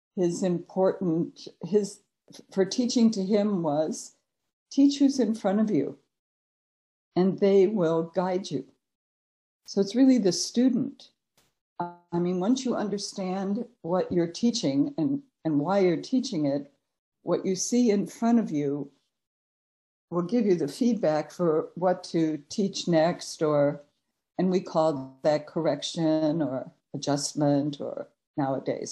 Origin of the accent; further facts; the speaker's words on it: Chicago, Illinois, United States; moved away as an adult; also born or lived in Cleveland, Ohio / Peoria, Illinois; now in California, United States; I was born in Cleveland, Ohio, and then my parents moved uh due to job moving to Chicago. So um and so I went to uh, school there